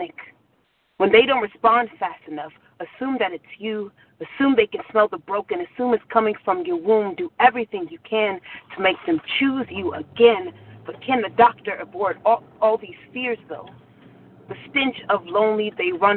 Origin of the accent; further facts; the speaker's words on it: Southern California, United States; now in New York, United States; I'm from Southern California, but I live in New York.